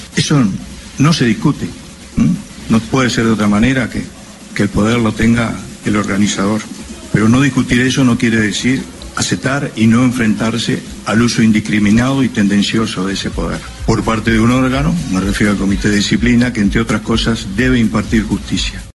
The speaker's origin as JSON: {"language": "Spanish", "country": "Uruguay", "said": "como uruguayos"}